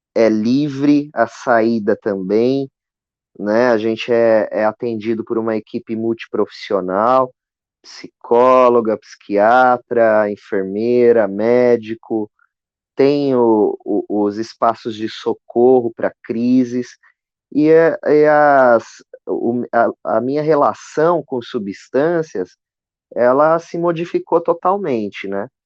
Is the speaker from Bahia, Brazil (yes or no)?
no; Osasco, São Paulo, Brazil; eu cresci aqui em Osasco, né, no, na periferia de Osasco